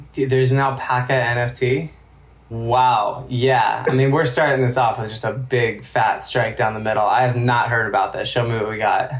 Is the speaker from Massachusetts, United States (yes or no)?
yes; Amherst, Massachusetts, United States; growing up in Amherst